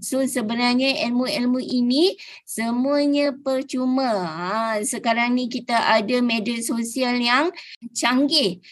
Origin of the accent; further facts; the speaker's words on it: Mersing, Johor, Malaysia; Saya berasal daripada Mersing Johor